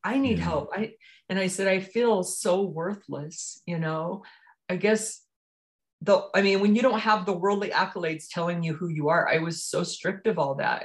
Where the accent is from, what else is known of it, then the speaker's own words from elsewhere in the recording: Richfield, Utah, United States; also born or lived in Highland, Utah; I grew up here in Utah, in southern Utah, in Richfield, actually, small town outside the outskirts of Richfield